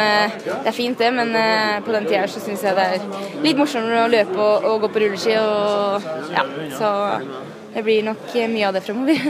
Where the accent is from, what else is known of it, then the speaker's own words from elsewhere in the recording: Ytre Enebakk, Akershus, Norway; jeg er ei jente fra Ytre Enebakk